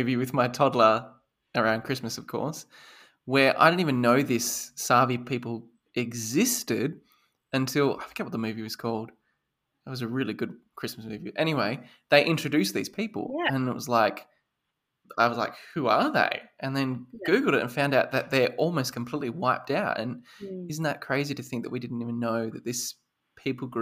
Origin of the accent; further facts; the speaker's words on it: Australia; also born or lived in Perth; I am Australian